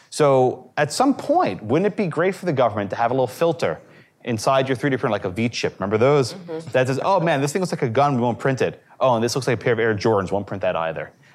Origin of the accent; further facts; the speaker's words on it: New York City, New York, United States; I grew up in New York City